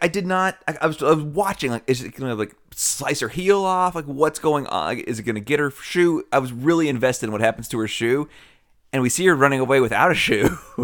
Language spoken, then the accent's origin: English; Nashville, Tennessee, United States; I'm from Nashville